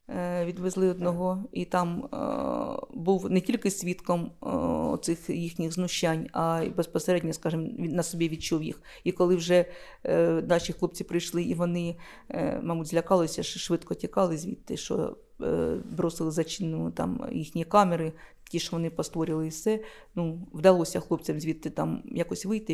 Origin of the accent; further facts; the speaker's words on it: Luhansk, Luhansk Oblast, Ukraine; now in Shevchenkove, Ukraine; я сама з Луганська, хлопці, я сама звідти родом